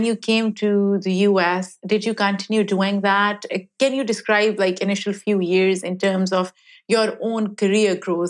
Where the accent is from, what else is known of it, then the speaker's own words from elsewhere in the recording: Pakistan; even like having grown up in Pakistan, things that you're saying, sense of community, people judging you at times